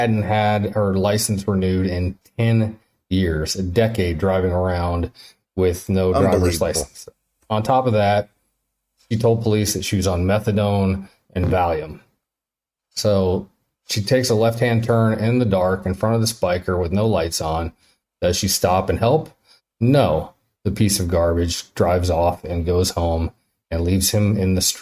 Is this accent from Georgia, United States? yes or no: no; Missouri, United States; I'm from Missouri. I went to Mizzou